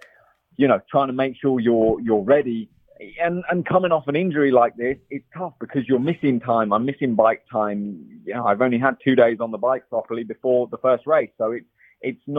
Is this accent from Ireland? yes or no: no; England, United Kingdom; now in California, United States; I'm English